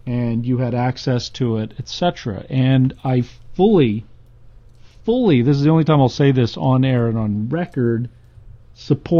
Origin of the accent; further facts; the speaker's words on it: United States; as an American